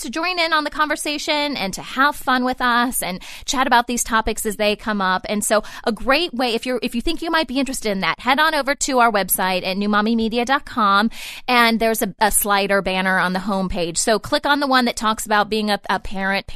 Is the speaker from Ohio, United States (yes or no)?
yes; Ohio, United States; moved away; I'm originally from Ohio